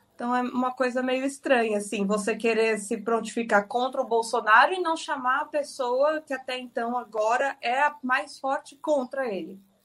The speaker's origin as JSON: {"language": "Portuguese", "town": "Itapecerica da Serra", "region": "São Paulo", "country": "Brazil", "tie": "born or raised there", "said": "eu estou aqui isolada em Tapsirica da Serra, na casa onde eu cresci a minha infância inteira. Mudei daqui aos 20 anos."}